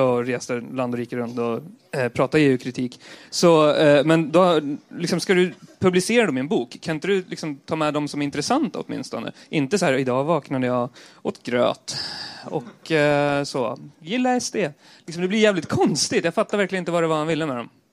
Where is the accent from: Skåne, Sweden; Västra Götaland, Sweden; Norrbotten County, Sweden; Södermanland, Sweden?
Södermanland, Sweden; Eskilstuna; på 90-talet när jag växte upp i, i Eskilstuna.